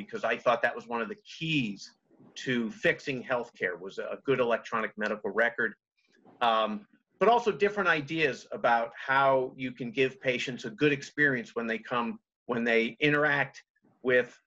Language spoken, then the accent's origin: English; Montgomery County, Maryland, United States; moved away as an adult; now in Berkeley Springs, United States; I grew up in Montgomery County, Maryland, in the D.C. area, privileged